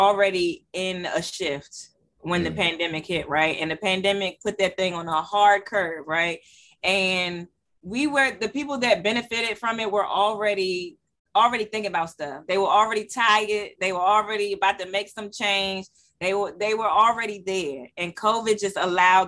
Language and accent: English; Washington, District of Columbia, United States; born and raised in Southeast.